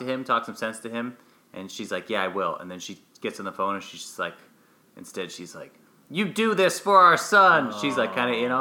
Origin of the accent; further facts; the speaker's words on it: Southern Illinois, United States; I'm from Southern Illinois